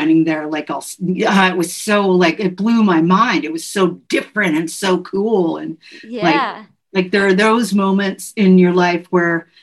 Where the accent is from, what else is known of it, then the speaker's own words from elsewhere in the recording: the Northwest, Pacific Northwest, United States; now in Los Angeles, United States; growing up in the Northwest